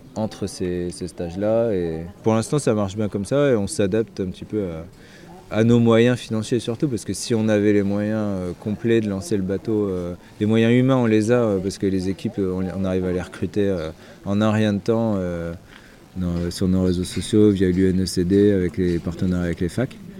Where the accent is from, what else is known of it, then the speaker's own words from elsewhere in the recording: Brittany, France; on avait gardé une petite maison en Bretagne, euh, là où j'ai grandi